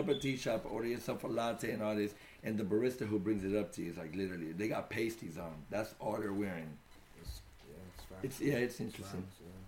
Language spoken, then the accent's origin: English; San Francisco, California, United States; We have districts. You know, right. I'm from the Mission District.